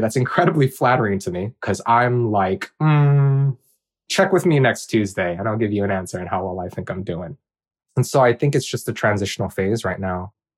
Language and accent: English; Hawaii, United States; also born or lived in Bakersfield, California; I'm Korean, and I grew up in Hawaii